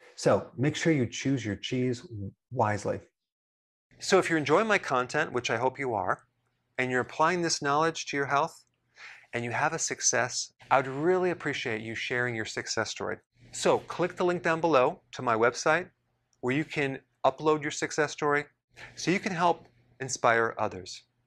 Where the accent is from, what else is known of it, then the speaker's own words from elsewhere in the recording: Wisconsin, United States; I'm from Wisconsin